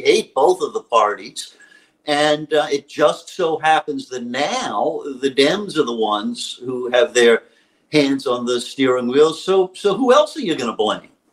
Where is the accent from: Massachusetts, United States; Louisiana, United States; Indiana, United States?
Louisiana, United States; my home state of Louisiana